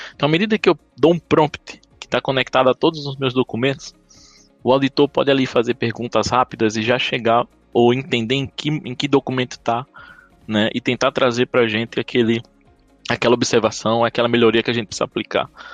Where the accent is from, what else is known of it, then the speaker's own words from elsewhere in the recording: Paraíba, Brazil; accent: Paraíba; Eu sou paraibano, então tenho esse sotaque aqui